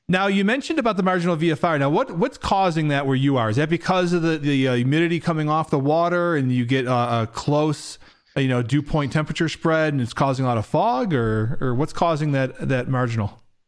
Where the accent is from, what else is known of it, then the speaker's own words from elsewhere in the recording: Rochester, New York, United States; also born or lived in Buffalo, New York; I grew up in Rochester, New York, in Buffalo and Rochester, New York